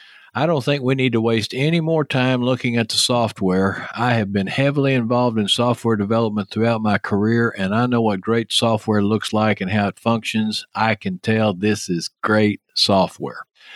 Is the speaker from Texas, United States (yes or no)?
yes; Texas, United States; accent: Texas; David, did I screw that up with my Texas accent?